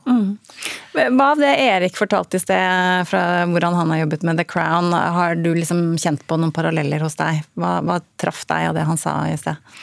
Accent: England, United Kingdom; moved away; jeg er oppvokst i England, så jeg har et eh, dypt forhold til dette her

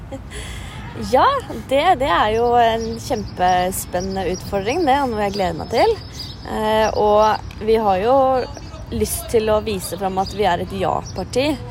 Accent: Oslo, Norway; født og oppvokst i Oslo

